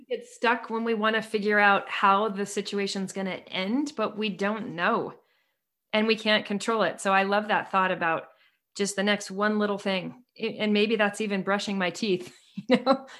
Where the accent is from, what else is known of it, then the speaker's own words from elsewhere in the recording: Seattle, Washington, United States; now in Utah, United States; I grew up in Seattle